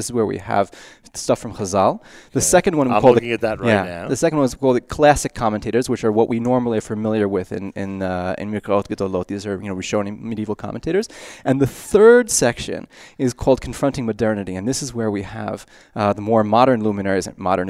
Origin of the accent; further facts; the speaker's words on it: Riverdale, New York, United States; up in Riverdale, and I went to elementary school on the Upper West Side